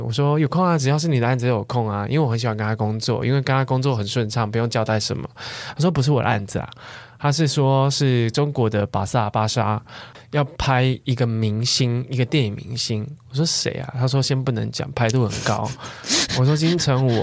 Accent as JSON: {"language": "Chinese", "region": "southern Taiwan", "country": "Taiwan", "moved": "yes", "said": "我是南部人嘛"}